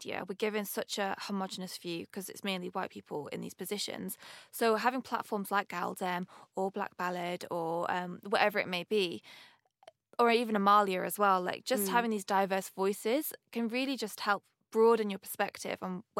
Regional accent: Manchester, North West England, United Kingdom; accent: northern; And my accent, I've got it's kind of mellowed out a little bit, but I'm from up north, Manchester.

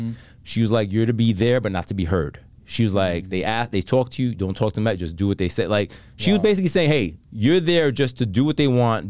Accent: Bronx, New York, United States; I grew up on 196 in Jerome, which is, for the people that know, in the Bronx, at the hood.

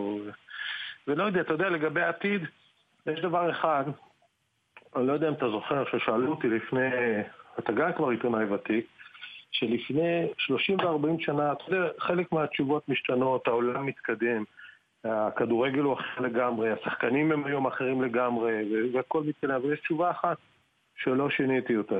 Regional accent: Israel; moved away as an adult; now in England; אני באתי מהארץ, אני אוהב את הארץ, היו לי שנים אדירות בארץ

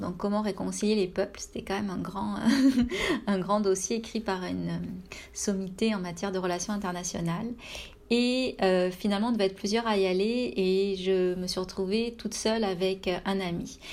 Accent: France; moved away as an adult; now in Canada

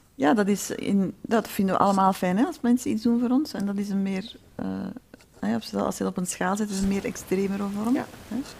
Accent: Flanders, Belgium; ik kom natuurlijk ook uit Vlaanderen

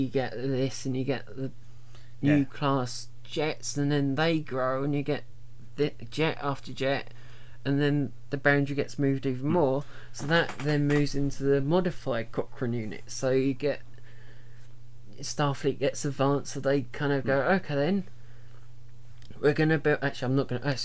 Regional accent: England, United Kingdom; we're English

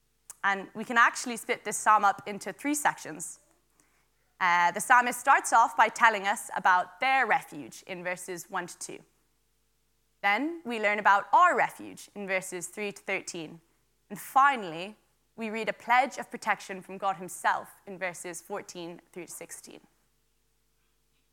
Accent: Wicklow, Leinster, Ireland; also born or lived in Dublin; I am from Wicklow, and I'm also a student in UCD in Dublin.

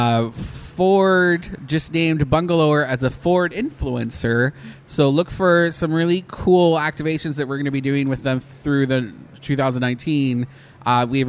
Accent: Canada; moved away; I'm Canadian

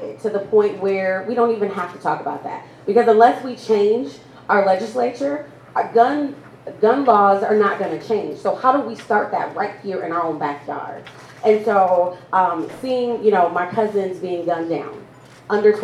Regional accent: Milwaukee, Wisconsin, United States; I am born and raised here in Milwaukee.

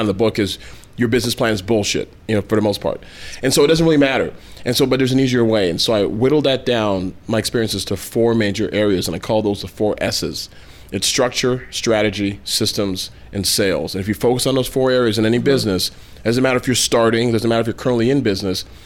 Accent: Toronto, Ontario, Canada; now in United States; I was born and raised in Toronto, Canada, to Nigerian parents

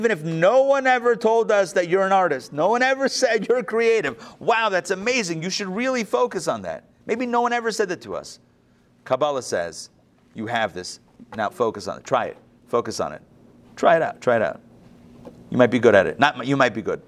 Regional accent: Pittsburgh, Pennsylvania, United States; I grew up in Pittsburgh

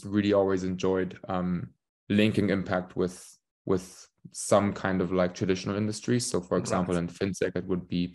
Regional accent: Königstein, Hesse, Germany; moved away as an adult; also born or lived in Warwick, United Kingdom / London, United Kingdom; I'm from the place called Königstein, just outside of Frankfurt. So I grew up here.

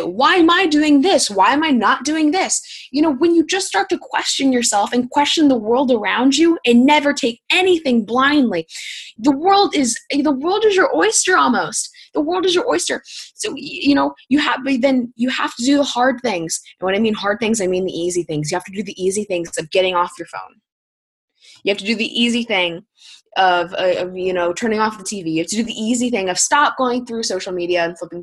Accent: Indiana, United States; I'm from Indiana

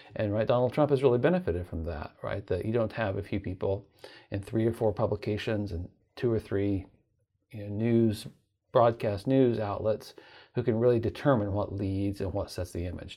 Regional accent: Oklahoma, United States; moved away as an adult; now in Virginia, United States; became a teacher at the University of Tulsa in my home state of Oklahoma

